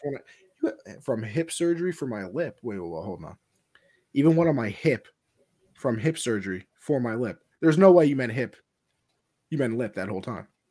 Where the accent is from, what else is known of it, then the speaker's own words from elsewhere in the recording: New York, United States; I'm from New York